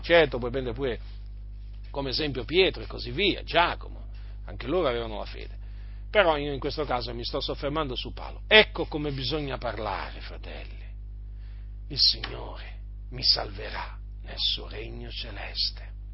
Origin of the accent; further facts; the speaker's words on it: Noyon, Hauts-de-France, France; sono nato, sono nato nella stessa città dove è nato Calvino